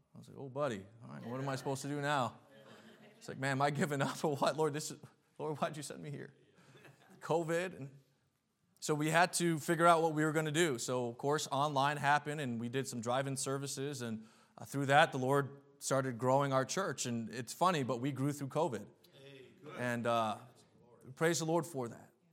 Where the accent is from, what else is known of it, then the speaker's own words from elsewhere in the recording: New England, United States; moved away as an adult; now in New York, United States; I was born and raised in New England